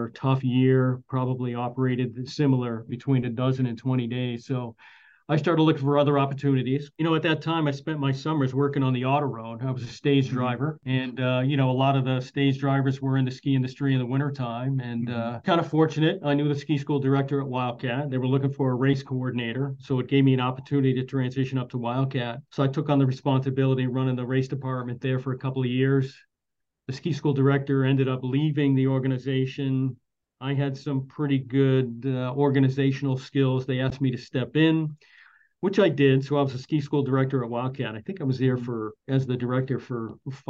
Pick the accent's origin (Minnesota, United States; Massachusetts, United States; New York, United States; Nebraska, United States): Massachusetts, United States; Lynn; moved away as an adult; now in Idaho, United States; I grew up on the North Shore of Boston in Lynn, Massachusetts